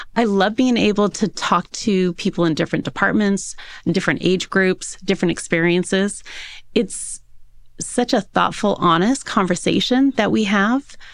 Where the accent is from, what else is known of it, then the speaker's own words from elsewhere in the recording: Yorba Linda, California, United States; also born or lived in Newport Beach / Park City; So I was born and raised in Southern California, in a little city called Yorbalinda